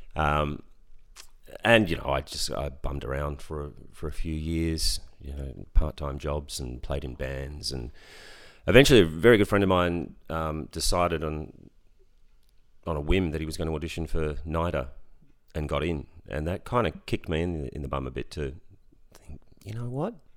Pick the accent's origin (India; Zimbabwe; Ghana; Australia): Australia; Ballarat, Victoria; I grew up in Ballarat.